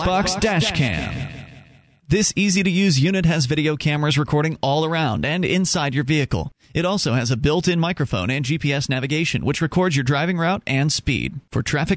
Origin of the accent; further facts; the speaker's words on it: Sarasota, Florida, United States; I'm from the Tampa Bay area, Sarasota